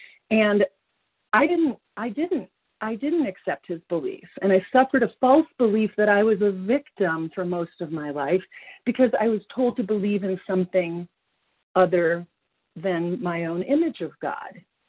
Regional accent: Colorado, United States; I'm from Colorado.

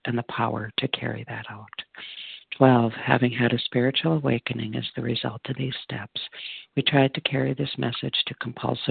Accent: Minnesota, United States; also born or lived in Texas; I'm from Minnesota, currently wintering in Texas

